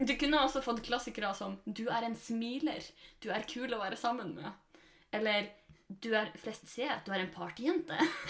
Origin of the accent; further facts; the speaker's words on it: Norway; moved away; nå er vi hjemme i Sjongsfjord